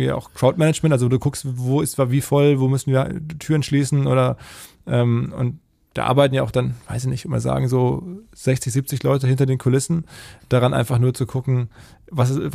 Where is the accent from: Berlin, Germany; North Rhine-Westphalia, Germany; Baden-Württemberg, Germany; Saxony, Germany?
North Rhine-Westphalia, Germany; now in Hamburg, Germany; ich bin ja aus dem Ruhrgebiet, wenn man mit dem Zug nach Hamburg fährt, über die ähm, Elbbrücken hier reinfährt und das ist jedes Mal schön